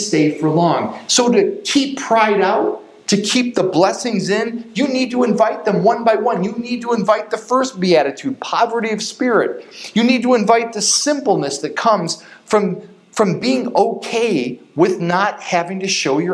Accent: Chicago, Illinois, United States; we grew up in the Chicago suburbs and went to school in Chicago

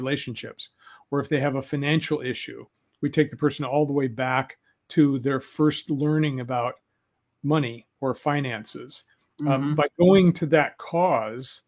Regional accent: Denver, Colorado, United States; I was a kid from Denver. I was an urban kid.

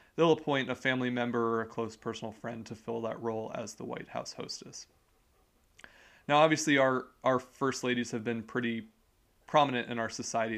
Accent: United States; we are American citizens

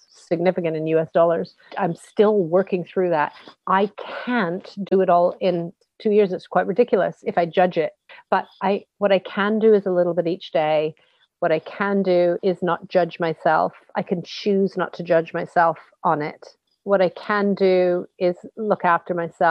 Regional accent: West Coast of Canada, Canada; We're from the West Coast.

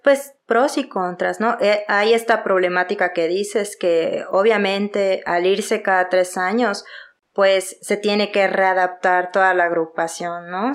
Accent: Yucatán, Mexico; accent: Yucatecan; now in Mexico City, Mexico; Soy de Yucatán, orgullosamente yucateca, se nota mi acento

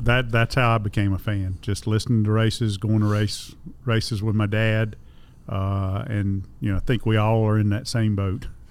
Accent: Concord, North Carolina, United States; I grew up in Concord, North Carolina

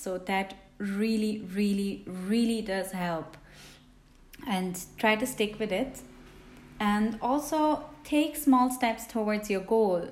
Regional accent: Switzerland; English is a second language; also born or lived in India; I'm from Switzerland because Swiss usually have a bit weird accents when they speak English.

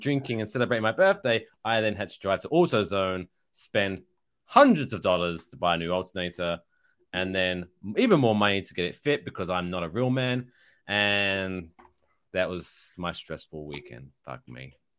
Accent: United Kingdom; now in United States; I am British

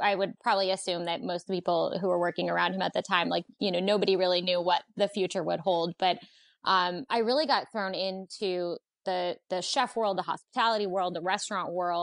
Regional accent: Pennsylvania, United States; also born or lived in New York / Maryland; now in Washington, D.C., United States; I'm actually originally from Pennsylvania

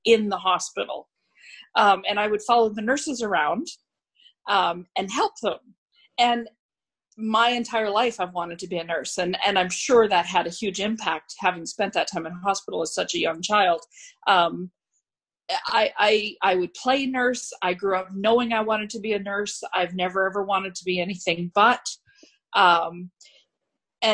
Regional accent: Scotland, United Kingdom; now in Canada; as a Scotswoman

